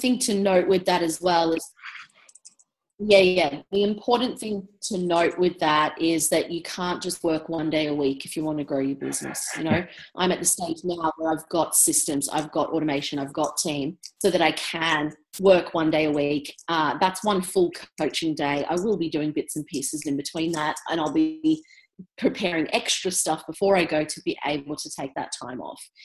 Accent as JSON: {"language": "English", "town": "Brisbane", "region": "Queensland", "country": "Australia", "tie": "born or raised there", "also_born_or_lived": "England", "said": "I was born in England, moved to Brisbane when I was four. And um, so, yeah, lived in Brisbane most of my life"}